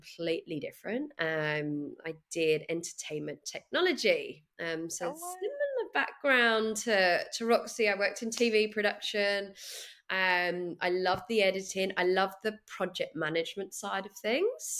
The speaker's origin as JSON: {"language": "English", "country": "United Kingdom", "moved": "as an adult", "lives_now": "Sydney, Australia", "said": "I'm a Brit"}